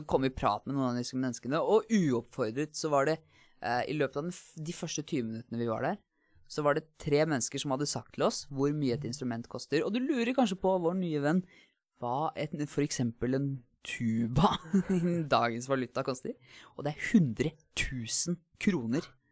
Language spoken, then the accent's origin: Norwegian; Asker, Akershus, Norway; Jeg kommer fra Asker, uh, nærmere bestemt Hvalstad